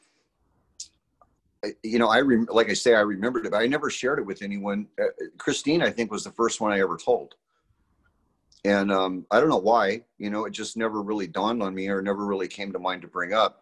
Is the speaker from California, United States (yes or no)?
yes; Salinas, California, United States; I was born in Salinas, California